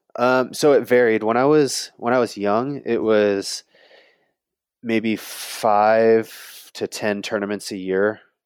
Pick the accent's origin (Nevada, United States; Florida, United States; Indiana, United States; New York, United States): Indiana, United States; South Bend; I grew up in South Bend, Indiana